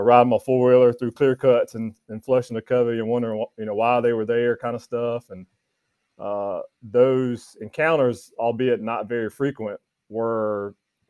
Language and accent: English; North Carolina, United States; moved away as an adult; also born or lived in Florida / Mississippi; now in Georgia, United States; I'm originally from North Carolina. I grew up working on a tobacco farm back home in North Carolina and spent all the way up until I was 22 years old there